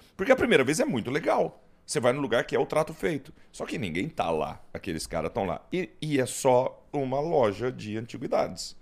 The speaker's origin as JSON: {"language": "Portuguese", "region": "Goiás", "country": "Brazil", "said": "eu sou de Goiás"}